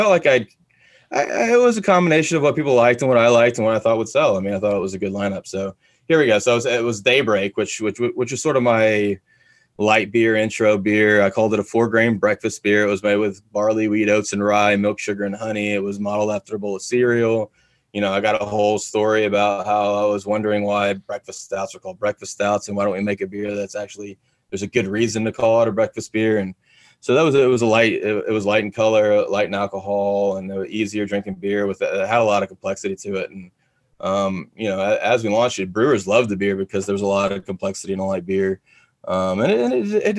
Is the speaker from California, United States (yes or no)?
no; Texas, United States; also born or lived in Florida; I'm from Texas.